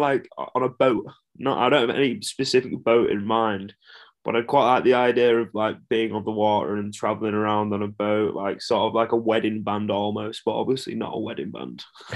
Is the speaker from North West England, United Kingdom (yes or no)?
yes; Burnley, North West England, United Kingdom; because also everyone else growing up in Burnley didn't have anything to do either